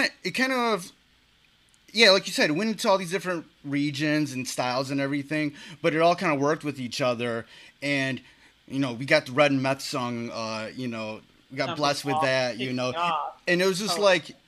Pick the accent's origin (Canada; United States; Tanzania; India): United States; Detroit, Michigan; I'm from the Detroit area